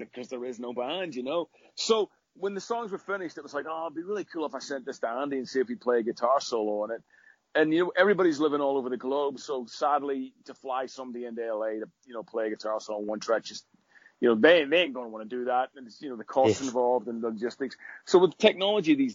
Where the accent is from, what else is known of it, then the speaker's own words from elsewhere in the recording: Northern Ireland, United Kingdom; where I grew up in Northern Ireland